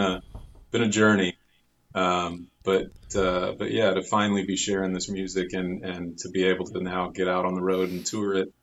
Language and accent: English; Waco, Texas, United States; also born or lived in Austin, Texas; I grew up in Waco